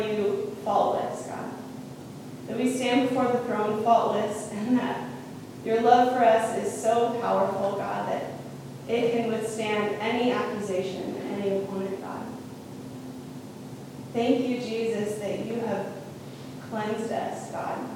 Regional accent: Tucson, Arizona, United States; I'm from Tucson, so that's another city.

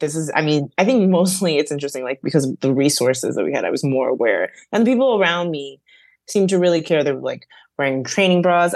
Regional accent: New York City, New York, United States; I grew up in the Bronx and I went to public school up until seventh grade

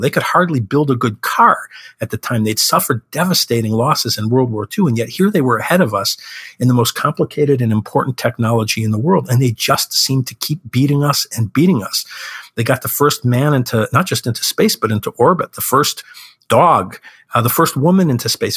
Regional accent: Chicago, Illinois, United States; Chicago, which is my hometown

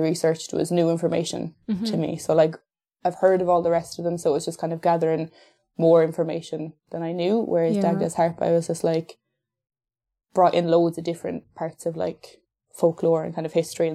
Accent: Kilkenny, Leinster, Ireland; I'm 24 years old and I'm from Kilkenny

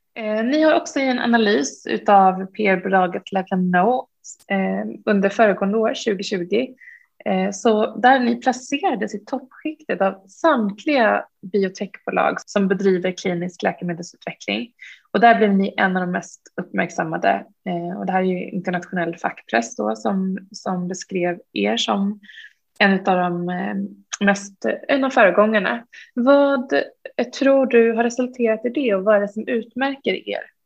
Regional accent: Uppsala, Uppsala County, Sweden; jag är själv från Uppsala

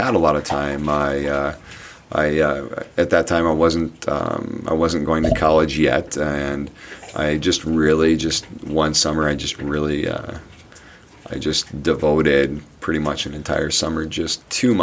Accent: Indiana, United States; moved away as an adult; also born or lived in southern Minnesota; now in Bemidji, United States; I'm from Indiana. I moved to southern Minnesota, after high school and all that, and then moved to Bemidji.

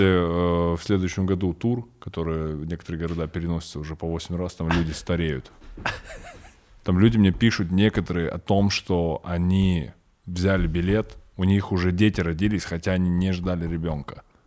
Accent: Kazakhstan; я казах

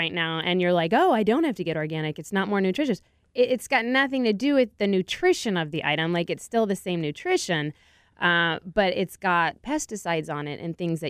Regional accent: San Diego, California, United States; now in Austin, United States; Actually, when I moved to Austin, I figured, well, I'm from San Diego.

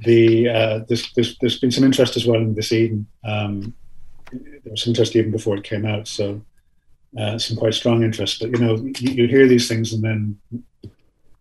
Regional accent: Ireland; also born or lived in Canada; I'm an Irish citizen. I grew up here, obviously, as you can hear from my accent.

